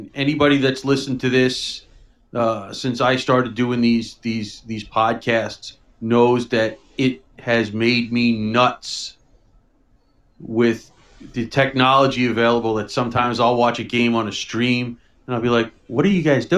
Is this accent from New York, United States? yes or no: yes; New York City, New York, United States; growing up in New York City